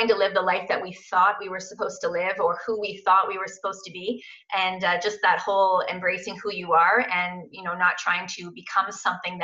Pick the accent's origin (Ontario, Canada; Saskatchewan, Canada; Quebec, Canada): Ontario, Canada; Kitchener; I'm actually from Kitchener, Waterloo, born and raised and still living here